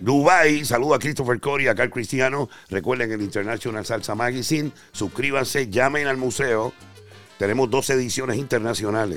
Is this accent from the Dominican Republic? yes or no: no; Carolina, Puerto Rico; now in New York, United States; yo soy el rubio de Carolina, Puerto Rico